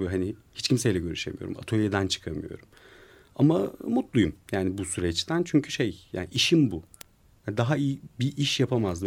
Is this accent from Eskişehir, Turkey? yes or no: no; Ankara, Turkey; also born or lived in Kızılcahamam; bir Ankaralı olarak Bozkır'ı özlüyorum